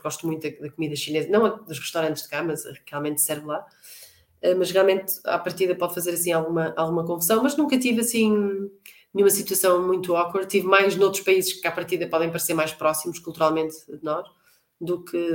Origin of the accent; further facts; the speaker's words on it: Norte, Portugal; also born or lived in Beira Baixa / China; eu sou do norte, não? É? quer dizer, tenho uma costela, porque a minha, a minha mãe é da Beira